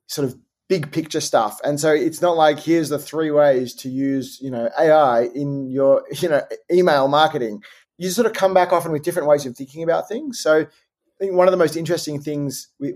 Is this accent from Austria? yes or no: no; Australia; being Australian